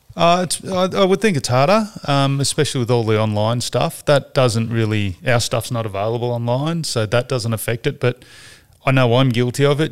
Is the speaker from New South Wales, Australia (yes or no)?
yes; Sydney, New South Wales, Australia; I grew up in Warunga, up the Hornsby Hospital